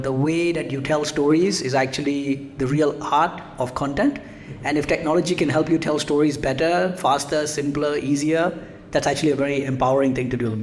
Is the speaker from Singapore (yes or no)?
yes; Singapore; moved away as an adult; also born or lived in United Kingdom; I grew up in Singapore and then went to the UK for about 10 years